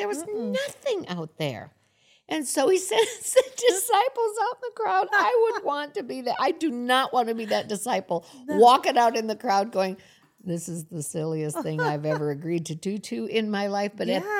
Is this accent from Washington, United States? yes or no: no; Florida, United States; And I came from Florida, and in the South, you say y'all all the time.